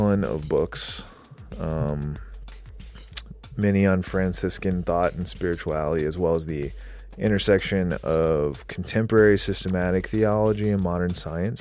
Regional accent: South Carolina, United States; I'm from South Carolina

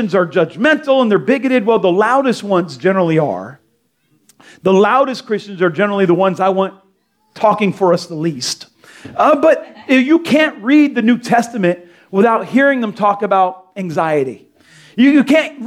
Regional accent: Delray Beach, Florida, United States; I grew up in Delray on 10th Street

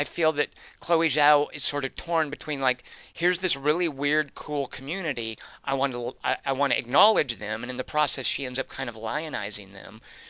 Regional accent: Arkansas, United States; now in California, United States; I'm from Arkansas. Like, if I lived in Arkansas still

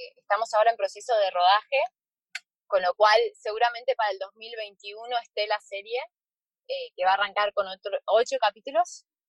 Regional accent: Argentina; acá en Argentina

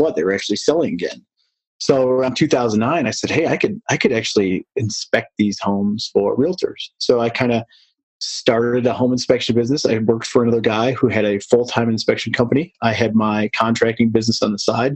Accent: Detroit, Michigan, United States; moved away as an adult; now in Colorado, United States; I'm from the Midwest, the Detroit area, and found my way out to Colorado

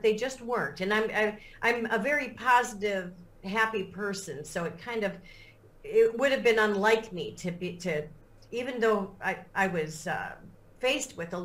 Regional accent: Lake Forest, Illinois, United States; moved away as an adult; now in St. Croix, U.S. Virgin Islands; I grew up in the northern suburbs, I guess it would be called, the North Shore of Chicago

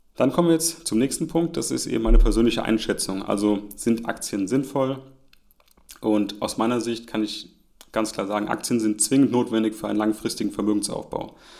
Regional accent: Germany; auch hier als Deutscher

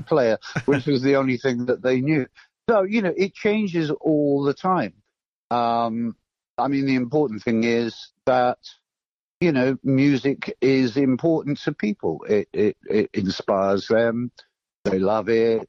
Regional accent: Torquay, South West England, United Kingdom; now in London, United Kingdom; I grew up in Torquay

